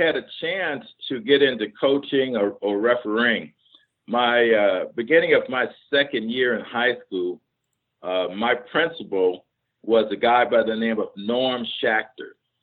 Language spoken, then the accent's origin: English; Cleveland, Ohio, United States; moved away; I was from Cleveland, Ohio.